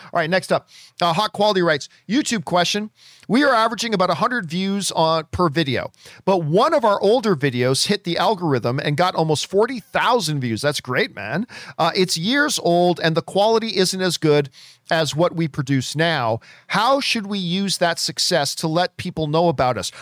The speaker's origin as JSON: {"language": "English", "town": "Hamilton", "region": "Ontario", "country": "Canada", "said": "I'm from Hamilton, Ontario"}